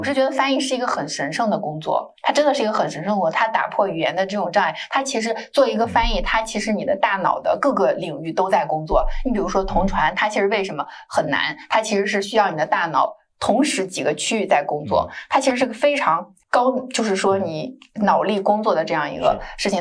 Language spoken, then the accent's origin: Chinese; China; 就像我中国人去校对一个中文会更快